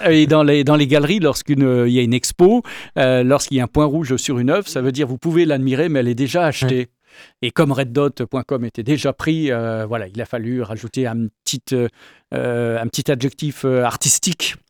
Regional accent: Paris, Île-de-France, France; moved away as an adult; on est originaire de Paris où on a vécu 25 ans

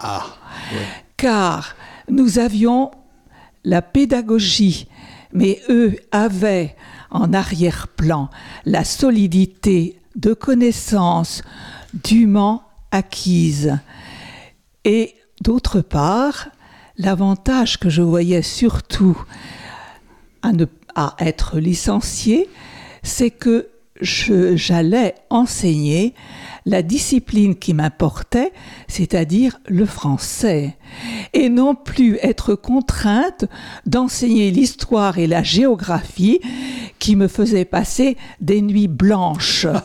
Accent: Sarthe, Pays de la Loire, France; je suis sartoise, ma famille est sartoise depuis le XVIe siècle

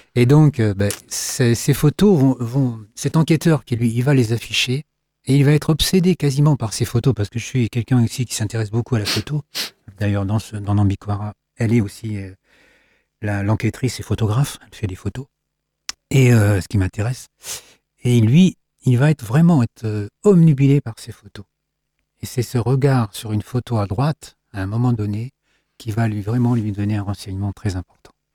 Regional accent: Saint-Calais, Pays de la Loire, France; also born or lived in Loir valley / Loir-et-Cher; Je suis né à Saint-Calais

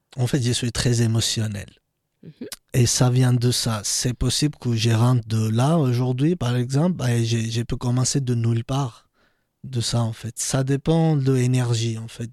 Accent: Georgia; French is a second language; now in France; mes anciens amis qui habitaient euh, dans ma ville natale

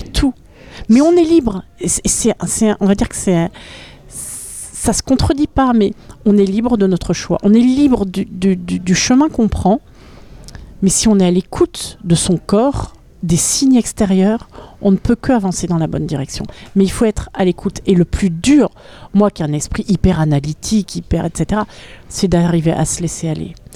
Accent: Paris, Île-de-France, France; moved away as an adult; also born or lived in Berlin / Alpes-Maritimes / Orthez; now in Sarthe, France; quand je suis née, mes parents habitaient à Berlin. Et euh, donc, quand j'ai eu 6 ans, mon père a changé de travail, il est arrivé à Paris, euh, à l'hôtel Nico. Et donc, je suis arrivée à Paris à l'âge de, à de 6 ans. Et j'y ai vécu jusqu'à l'âge de 24 ans

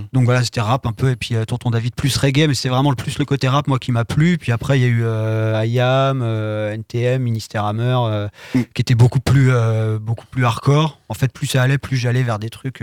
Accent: Sablé-sur-Sarthe, Pays de la Loire, France; also born or lived in Le Mans; je suis de Sablé à la base. J'étais au collège, au lycée à Sablé et je suis arrivé au Mans à 18 ans pour faire mes études

